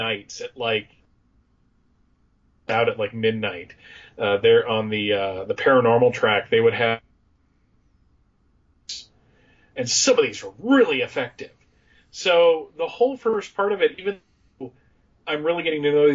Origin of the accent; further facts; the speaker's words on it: Allentown, Pennsylvania, United States; I grew up in just outside of Allentown, Pennsylvania.